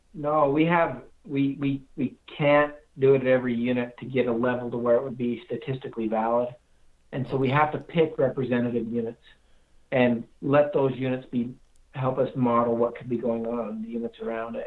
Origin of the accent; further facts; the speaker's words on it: Castle Dale, Utah, United States; I grew up in Castledale, Utah